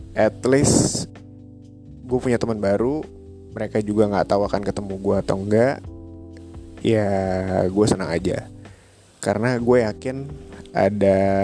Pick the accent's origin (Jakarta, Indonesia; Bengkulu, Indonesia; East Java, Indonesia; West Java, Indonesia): Jakarta, Indonesia; Gue asal Jakarta Lahir di Jakarta